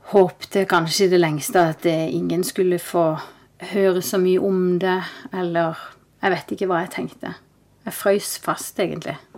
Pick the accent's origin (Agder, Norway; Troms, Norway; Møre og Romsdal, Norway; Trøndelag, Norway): Agder, Norway; Kristiansand; moved away as an adult; also born or lived in Oslo; jeg er født og oppvokst i Kristiansand.